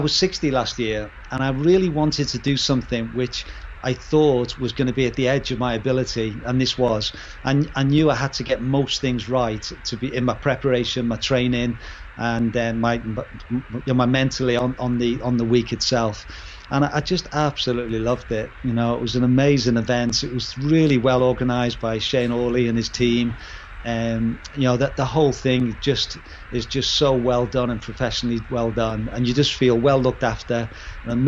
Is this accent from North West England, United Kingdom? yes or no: yes; Liverpool, North West England, United Kingdom; moved away; I'm from Liverpool originally